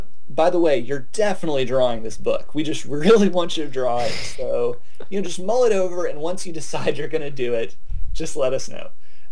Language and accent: English; Arkansas, United States; also born or lived in Alabama / Mississippi; You know, I grew up in Arkansas, Alabama, Mississippi. My family's all from Mississippi.